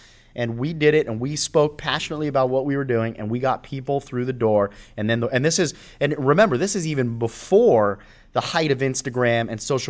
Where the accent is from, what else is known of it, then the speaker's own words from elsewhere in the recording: California, United States; I'd been gone for almost 10 years out of the area. So when I moved back, and plus I was from the Valley, which was 30, 40 minutes away.